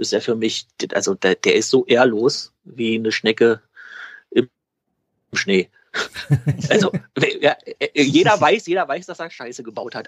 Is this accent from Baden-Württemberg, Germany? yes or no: no; Berlin, Germany; moved away; Das kann ich als Berliner sagen